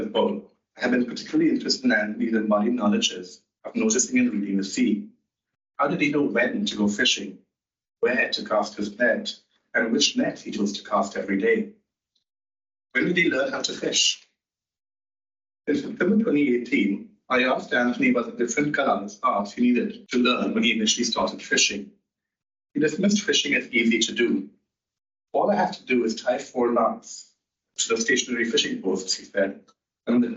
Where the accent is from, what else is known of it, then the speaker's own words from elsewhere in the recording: Mumbai, Maharashtra, India; now in England; Growing up in Mumbai, we learned about the importance of what we called in English Coconut Day in city schools